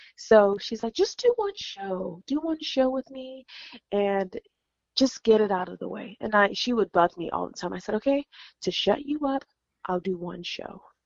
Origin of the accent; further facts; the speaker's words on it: California, United States; I am from California